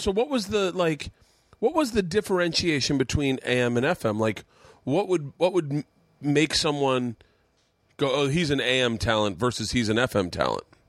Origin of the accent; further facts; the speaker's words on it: Tampa, Florida, United States; in Tampa, Florida, my hometown